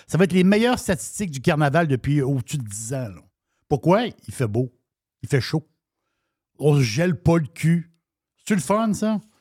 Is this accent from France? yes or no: no; Quebec, Canada; nous autres, Québec, on est, on, on, on est Québécois